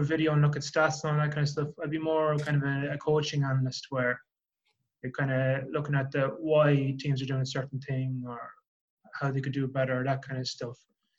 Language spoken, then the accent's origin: English; Leinster, Ireland; I'm from Leinster